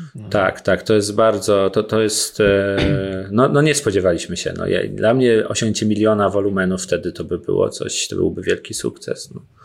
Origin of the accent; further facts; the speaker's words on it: Włoszczowa, Świętokrzyskie Voivodeship, Poland; moved away; jestem z Włoszczowy, bardzo lubię tam wracać